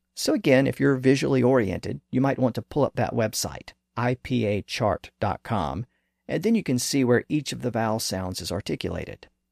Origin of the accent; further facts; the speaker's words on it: American South, United States; accent: southern; This pronunciation is common in the American South, and as I noted earlier, my native accent does